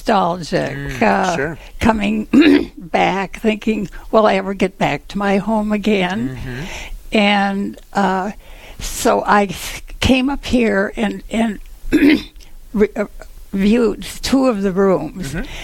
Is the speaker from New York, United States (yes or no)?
yes; Cooperstown, New York, United States; moved away; I grew up in Cooperstown, and we still have our family home there